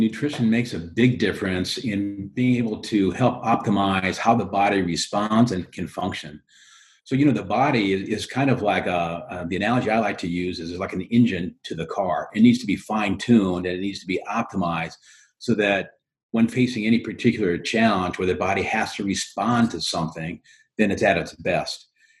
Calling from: Mooresville, North Carolina, United States; I'm social distancing from Mooresville, North Carolina.

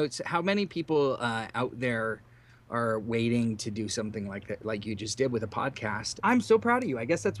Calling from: San Jose, California, United States; This is …. I am live from San Jose.

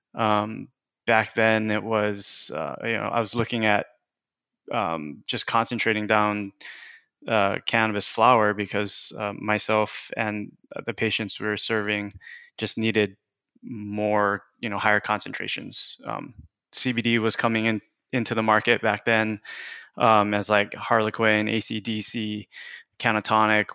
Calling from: King City, California, United States; also born or lived in Washington; I'm calling in from my office in King City, California

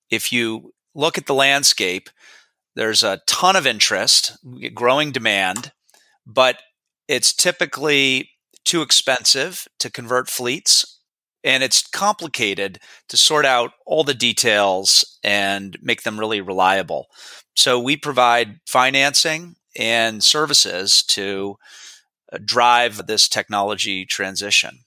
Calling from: Beverly, Massachusetts, United States; I'm calling in from Beverly, Massachusetts, a small city north of Boston.

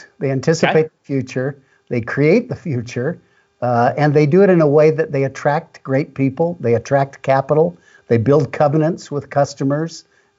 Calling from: Salt Lake City, Utah, United States; Salt Lake City

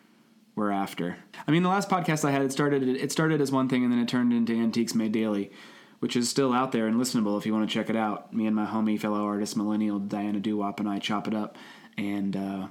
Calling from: Cincinnati, Ohio, United States; He's coming from New York City. I'm coming from Cincinnati, Ohio, and we're going to do this every week.

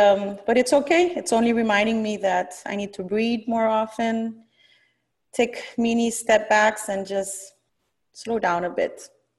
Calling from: Miami, Florida, United States; I am calling in from Miami, where I currently live.

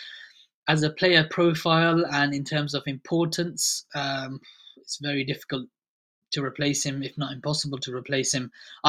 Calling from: Reading, South East England, United Kingdom; I'm calling in from Reading, just southeast of London. A Real Madrid fan living in Reading.

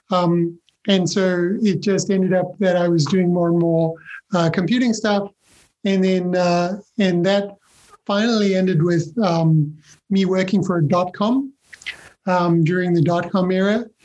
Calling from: London, United Kingdom; I am in London, yeah, in the UK.

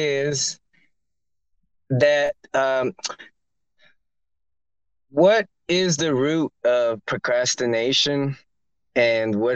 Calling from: Miami, Florida, United States; I'm coming, calling from Miami

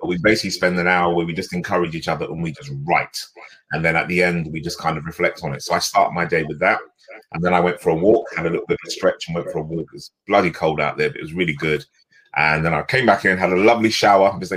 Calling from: Radlett, East of England, United Kingdom; So I'm in a little village called Radlett, which is about between, if people know where St. Albans or Watford is, just out in Hertfordshire

